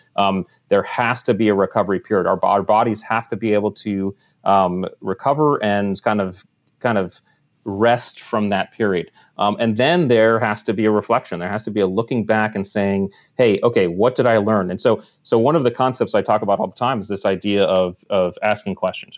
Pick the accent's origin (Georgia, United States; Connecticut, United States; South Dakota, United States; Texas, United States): Connecticut, United States; I grew up in Connecticut, right on the water, and I was a water rat since I was a kid